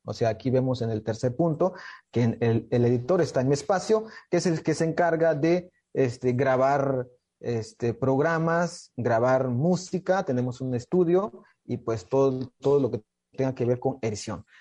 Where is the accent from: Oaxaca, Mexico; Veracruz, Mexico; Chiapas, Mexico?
Chiapas, Mexico; Nuevo Francisco León; soy del estado de Chiapas, de una comunidad que se llama Nuevo Francisco León, de la cultura Soque